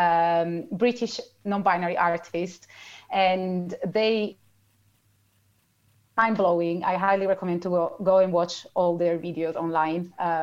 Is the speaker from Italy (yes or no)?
yes; Italy; moved away as an adult; now in London, United Kingdom; I grew up with radio in Italy and still here